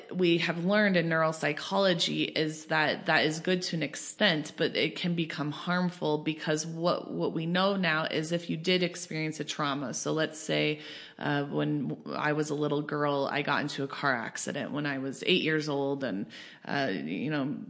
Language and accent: English; Colorado, United States; I grew up in Colorado